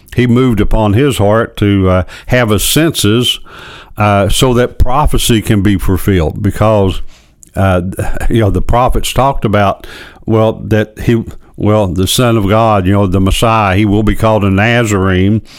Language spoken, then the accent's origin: English; Louisa, Kentucky, United States; I'm from Louisa